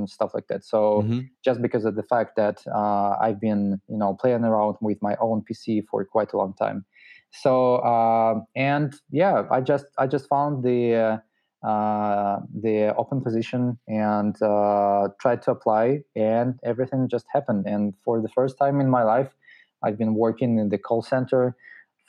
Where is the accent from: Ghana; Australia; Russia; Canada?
Russia; also born or lived in Moscow / St. Petersburg; I'm originally from Russia